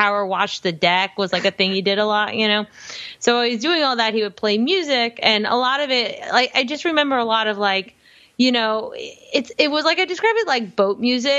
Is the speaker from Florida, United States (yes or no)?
yes; Miami, Florida, United States; I grew up in Miami and I'm like, I'm a Cuban American.